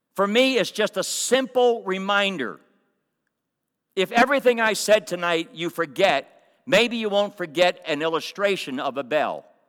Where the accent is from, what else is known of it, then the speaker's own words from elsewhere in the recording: Coatesville, Pennsylvania, United States; kid growing up in Coatesville, I grew up in a, a public school